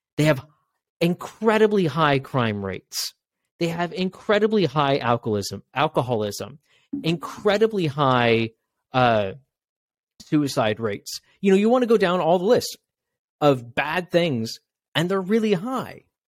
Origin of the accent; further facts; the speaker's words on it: Washington, United States; I'm from Washington State